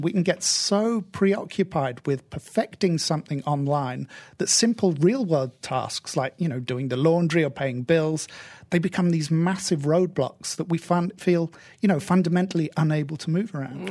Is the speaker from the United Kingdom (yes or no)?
yes; United Kingdom; I'm stereotypically British